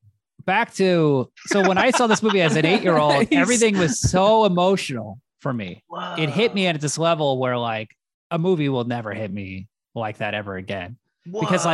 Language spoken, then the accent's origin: English; San Francisco, California, United States; My brother and my older sister, we grew up in San Francisco.